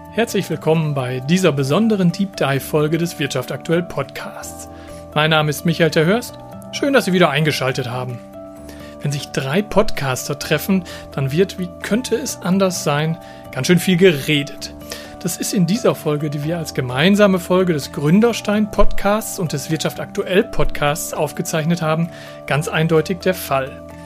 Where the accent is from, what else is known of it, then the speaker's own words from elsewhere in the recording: Germany; gebürtiger Fredner und wohne dort auch